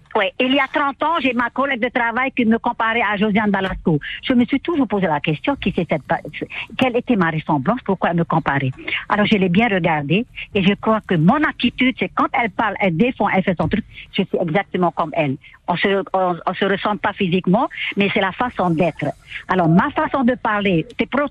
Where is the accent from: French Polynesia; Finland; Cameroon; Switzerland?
French Polynesia; Papara; Quand j'étais petite, à Papara